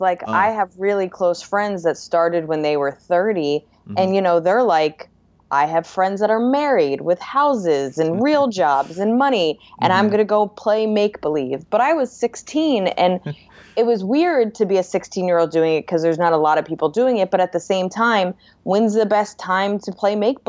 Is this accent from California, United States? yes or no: no; New Jersey, United States; now in Brooklyn, United States